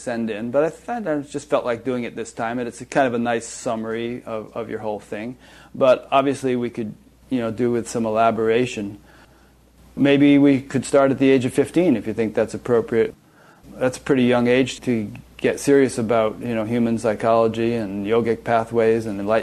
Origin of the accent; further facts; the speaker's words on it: Fairfield, Connecticut, United States; I grew up in Fairfield, but I taught all around Fairfield County